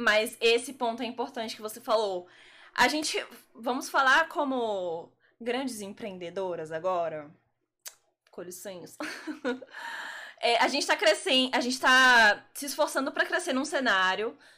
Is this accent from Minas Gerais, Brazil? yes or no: no; Brasília, Federal District, Brazil; moved away as an adult; now in Salvador, Brazil; eu não sou da Bahia, eu sou de Brasília.